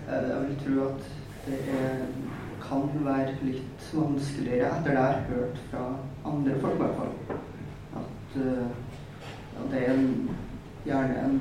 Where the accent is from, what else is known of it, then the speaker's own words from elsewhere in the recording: Trondheim, Trøndelag, Norway; er 23 år. Eh, jeg er en transmann, som har definerer meg som. Ja, vi går fra meg skeiv. Og jeg er også fra Trondheim.